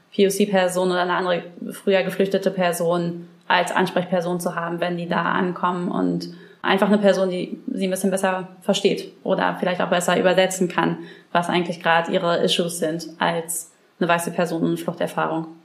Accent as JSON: {"language": "German", "region": "Brandenburg", "country": "Germany", "said": "Ich komme ja aus Brandenburg"}